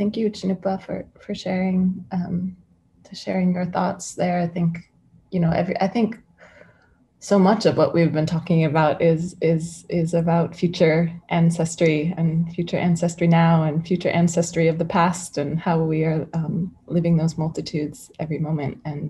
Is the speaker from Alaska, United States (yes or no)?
yes; Dena'ina land, Alaska, United States; moved away; is not my homeland. And I've never lived on my homeland. I grew up on Dena'ina land in Alaska, but I live now where my mother grew up.